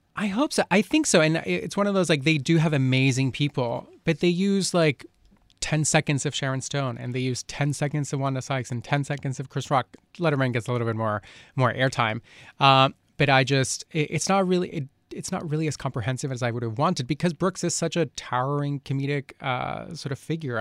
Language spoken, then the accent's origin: English; Colombia; moved away; I grew up in Colombia